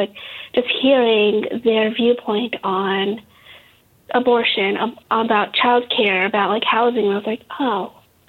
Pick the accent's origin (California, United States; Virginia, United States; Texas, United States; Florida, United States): California, United States; because I'm Californian and I live in LA. I live in Southern California. And we have 75-degree weather pretty much all year long.